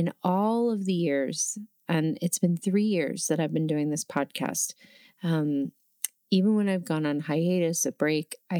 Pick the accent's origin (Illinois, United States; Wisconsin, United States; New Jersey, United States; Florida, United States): New Jersey, United States; moved away as an adult; also born or lived in New York; now in Oregon, United States; I grew up in New Jersey, right about 20 minutes outside of the Lincoln Tunnel in Manhattan